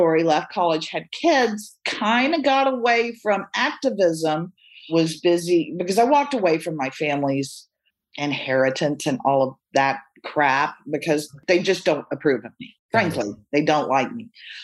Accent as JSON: {"language": "English", "town": "Austin", "region": "Texas", "country": "United States", "tie": "born or raised there", "said": "I grew up in Austin in the 70s"}